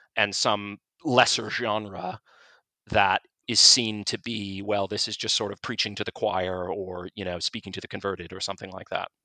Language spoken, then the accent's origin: English; United States; moved away as an adult; now in United Kingdom; I'm an American who's running the opinion section at this British newspaper